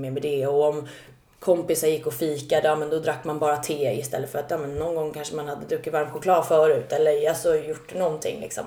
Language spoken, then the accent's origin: Swedish; Stockholm, Stockholm County, Sweden; Södermalm, jag är uppvuxen där